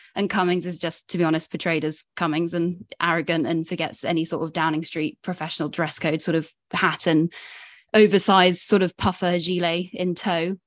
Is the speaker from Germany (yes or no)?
no; Somerset, South West England, United Kingdom; now in London, United Kingdom; I'm Somerset born and bred, despite now living in London